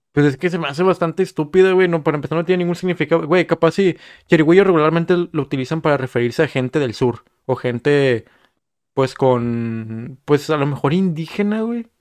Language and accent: Spanish; Monterrey, Nuevo León, Mexico; soy regio y así hablamos y comemos carne asada todos los fines de semana